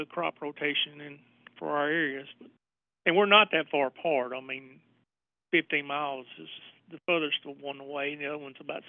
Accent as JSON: {"language": "English", "region": "Northwest Tennessee", "country": "United States", "tie": "born or raised there", "said": "I'm born and raised in Northwest Tennessee"}